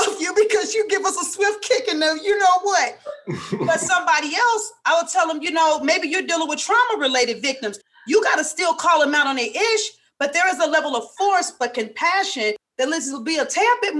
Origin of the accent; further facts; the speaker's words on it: St. Louis, Missouri, United States; I'm from St. Louis. I may have a little her, there, and care.